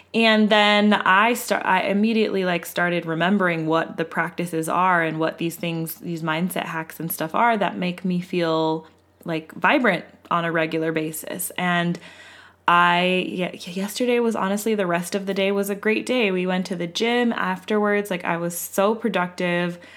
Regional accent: West Coast, United States; we are from the West Coast, and we are a white family

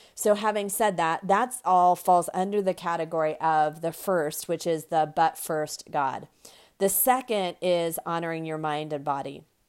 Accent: United States; the United States. Um, of course, that's my, my home country

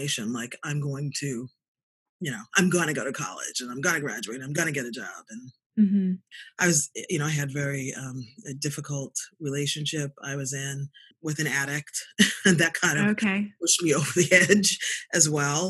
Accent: Boston, Massachusetts, United States; also born or lived in South Africa; I was born in Boston. I'm a Boston girl, went to undergrad and graduate school here

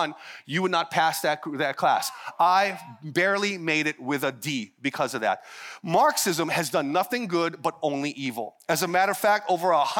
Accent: Hawaii, United States; being part Hawaiian, Filipino, all the way out in the middle of Hawaii

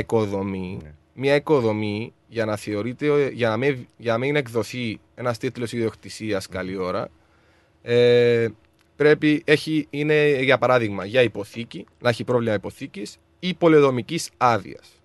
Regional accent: Larnaca, Larnaca District, Cyprus; moved away as an adult; now in Melbourne, Australia; Στην όμορφη Λάρναγα είναι η, η πόλη μου η Λάρναγα

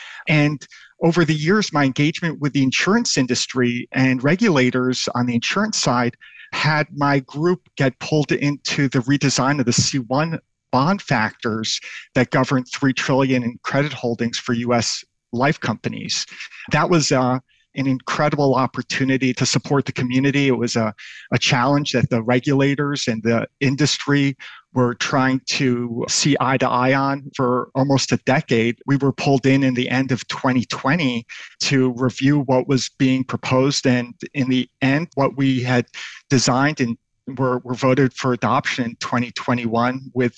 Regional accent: New York City, New York, United States; also born or lived in Tel Aviv, Israel; My hometown straddled New York City and the Yemenite quarter of Tel Aviv, Israel.

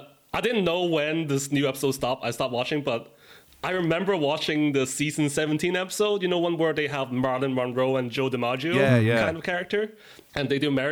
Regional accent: Ireland; I grew up in Ireland

